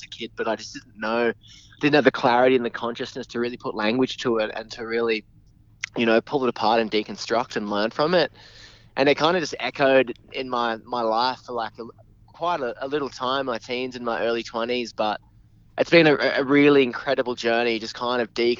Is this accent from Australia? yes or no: yes; Newcastle, New South Wales, Australia; I grew up in Newey